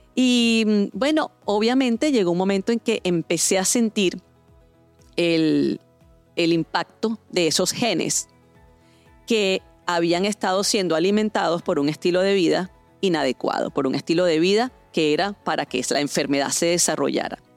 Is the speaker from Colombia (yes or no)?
no; Venezuela; en mi país natal, Venezuela